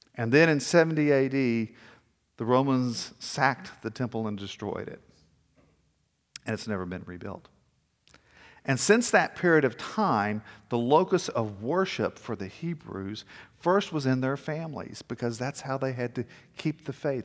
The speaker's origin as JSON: {"language": "English", "town": "Corpus Christi", "region": "Texas", "country": "United States", "tie": "born or raised there", "also_born_or_lived": "Victoria, Texas / Georgetown, Texas / Denver", "lives_now": "Austin, United States", "said": "I was born in Victoria, Texas, and then we moved to Corpus Christi"}